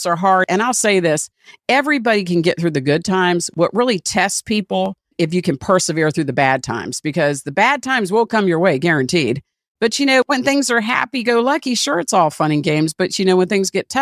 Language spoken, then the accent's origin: English; Washington, District of Columbia, United States; I grew up in Washington, D.C.